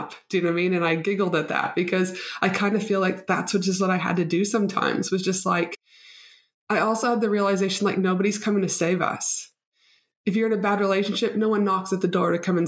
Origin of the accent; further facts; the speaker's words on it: Canada; now in Brisbane, Australia; proud Canadian